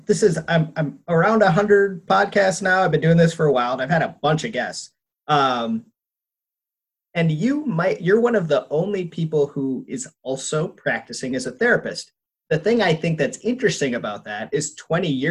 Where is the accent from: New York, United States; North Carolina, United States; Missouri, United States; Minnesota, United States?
Minnesota, United States; Minneapolis; My hometown, that's my neighborhood on fire